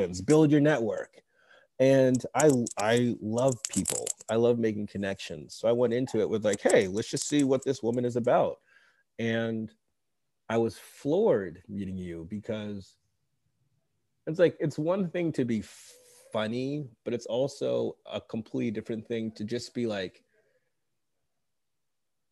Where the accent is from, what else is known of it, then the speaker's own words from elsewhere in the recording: suburban Massachusetts, United States; also born or lived in West Africa; I was born in West Africa. I grew up in New England in suburban Massachusetts.